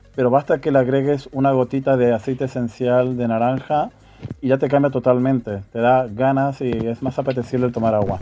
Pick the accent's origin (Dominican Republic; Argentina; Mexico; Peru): Argentina; now in Spain; Soy natural de Argentina y llevo residiendo en España desde hace 29 años